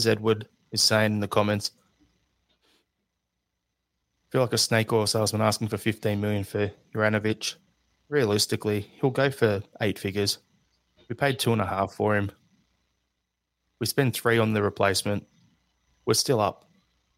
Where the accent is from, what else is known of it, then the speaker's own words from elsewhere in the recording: Australia; I'm Australian